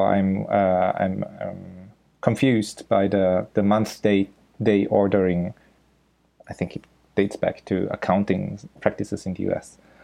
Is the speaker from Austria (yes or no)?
yes; Austria; first language German; English is a second language; now in Osaka, Japan; I'm originally from Austria. So my mother tongue is German